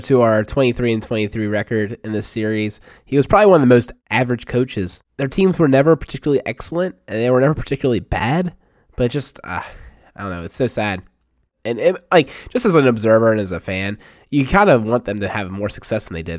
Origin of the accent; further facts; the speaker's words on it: Baltimore, Maryland, United States; we're all from Baltimore